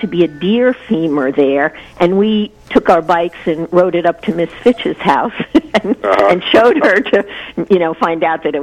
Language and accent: English; New City, New York, United States; I grew up on Evergreen Road West, which ended up being behind the first strip mall in New City